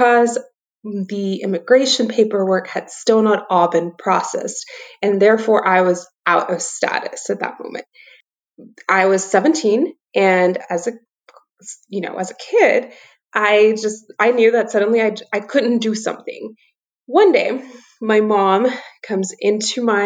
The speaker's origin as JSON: {"language": "English", "region": "South Texas", "country": "United States", "tie": "born or raised there", "also_born_or_lived": "El Fuerte, Sinaloa, Mexico / McAllen, Texas / Laredo, Texas", "said": "I grew up in South Texas"}